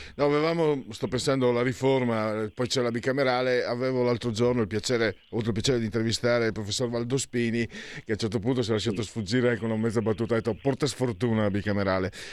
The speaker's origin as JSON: {"language": "Italian", "town": "San Vito al Tagliamento", "region": "Friuli-Venezia Giulia", "country": "Italy", "also_born_or_lived": "Pordenone", "said": "sono di San Vito al Tagliamento, io originario"}